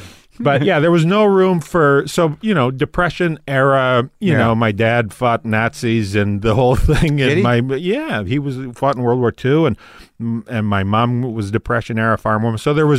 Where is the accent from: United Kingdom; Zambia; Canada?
Canada; Tisdale, Saskatchewan; My hometown, Tisdale, Saskatchewan, had this, they just changed it as of a couple of years